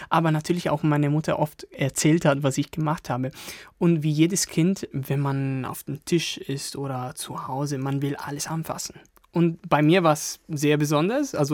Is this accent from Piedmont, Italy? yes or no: yes; Turin, Piedmont, Italy; now in Germany; Aus Turin.